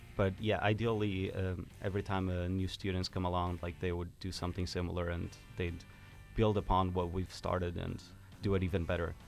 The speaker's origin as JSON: {"language": "English", "country": "Portugal", "tie": "born or raised there", "moved": "as an adult", "lives_now": "Finland", "said": "I was born in Portugal, um, and I grew up there, but I'm half Finnish as well, and I've moved here seven years ago."}